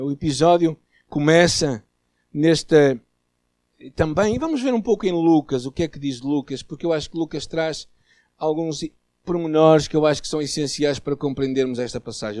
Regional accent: Portugal; nós portugueses católicos

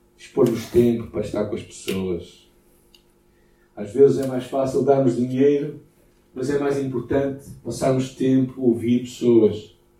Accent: Portugal

